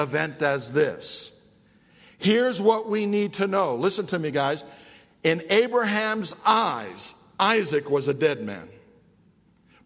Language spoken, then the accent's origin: English; New York, United States; I'm from New York